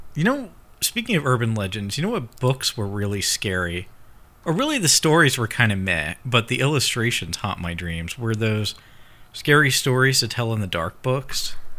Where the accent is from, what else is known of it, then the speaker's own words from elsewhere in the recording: United States; being American